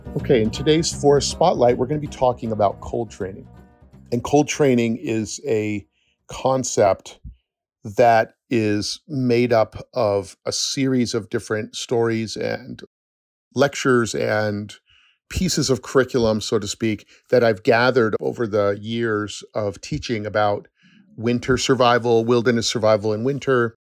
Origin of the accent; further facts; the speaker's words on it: upstate New York, United States; also born or lived in Sacramento, California / Los Angeles, California; I moved from California to upstate New York when I was nine